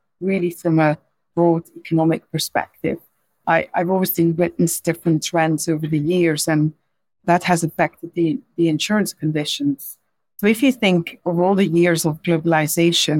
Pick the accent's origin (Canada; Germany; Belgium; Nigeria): Belgium; English is a second language; moved away as an adult; now in London, United Kingdom; So as you could probably hear from my accent, I'm not a native English speaker. I was actually born in Belgium